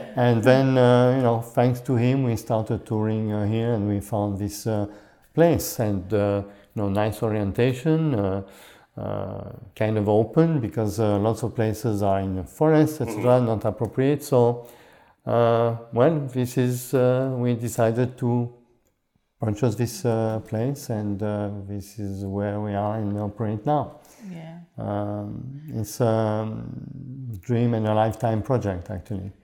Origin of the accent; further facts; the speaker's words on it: Switzerland; also born or lived in Canada; now in Champlain, United States; I was born in Switzerland, but my parents came from Hungary.